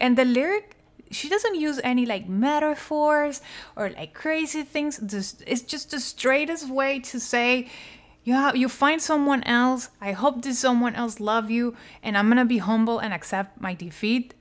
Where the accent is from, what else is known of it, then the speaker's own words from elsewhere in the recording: Colombia; I was born in Colombia